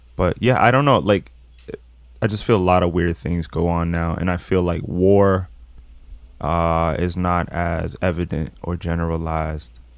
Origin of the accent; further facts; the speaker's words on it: France; I was born in France